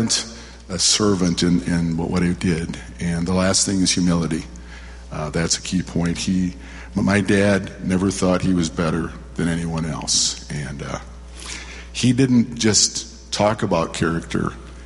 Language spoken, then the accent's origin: English; Waterloo, Iowa, United States; now in Minneapolis, United States; And in 1955, we moved to Minneapolis from Waterloo, Iowa. And my dad had the courage to take take his family to a new place and a new life.